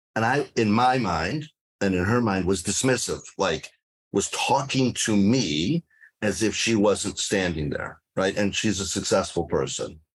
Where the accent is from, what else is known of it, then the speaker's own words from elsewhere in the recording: Detroit, Michigan, United States; moved away as an adult; now in South Florida, United States; I started out as a healthcare lawyer in Detroit, where I grew up